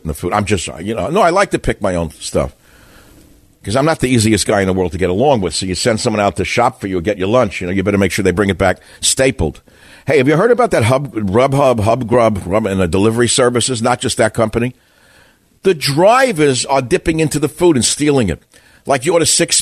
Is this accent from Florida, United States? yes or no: no; New York City, New York, United States; I grew up in New York City where I had to learn how to talk to everybody as quickly as I could to avoid getting killed